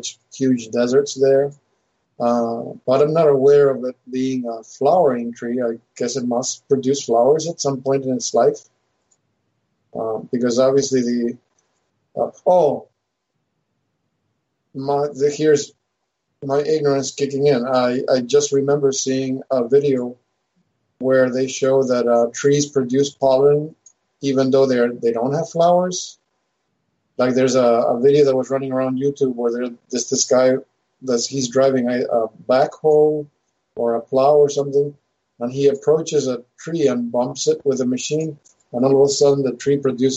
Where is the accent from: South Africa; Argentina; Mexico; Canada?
Argentina; Mendoza; moved away; growing up in Mendoza